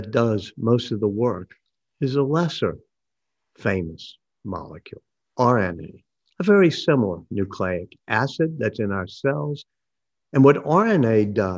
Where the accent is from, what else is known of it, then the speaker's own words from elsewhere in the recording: New Orleans, Louisiana, United States; I grew up here in New Orleans